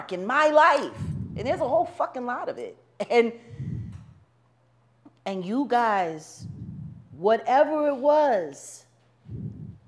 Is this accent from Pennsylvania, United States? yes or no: yes; Philadelphia, Pennsylvania, United States; moved away; My hometown